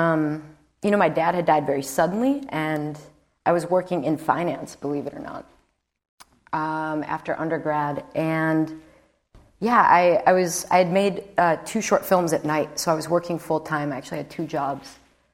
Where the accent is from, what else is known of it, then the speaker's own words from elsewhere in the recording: Chicago, Illinois, United States; I'm an Irish girl from Chicago, so I'm not Nicaraguan.